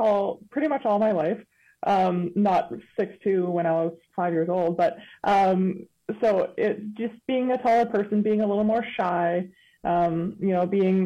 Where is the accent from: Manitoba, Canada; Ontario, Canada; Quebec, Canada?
Manitoba, Canada; Windsor Park; I came from General Vanier, so pretty close, still in Windsor Park, so I was still in walking distance